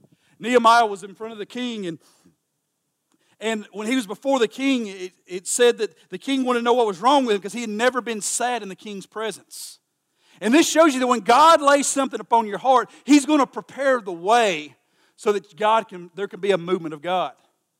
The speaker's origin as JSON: {"language": "English", "country": "United States", "said": "here we come from Kentucky and Tennessee"}